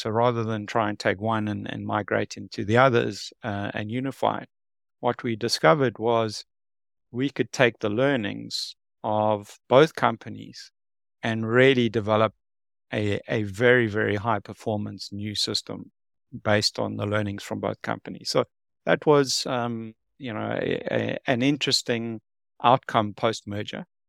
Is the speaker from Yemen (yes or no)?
no; South Africa; moved away as an adult; now in Singapore; I'm from South Africa, uh, born and bred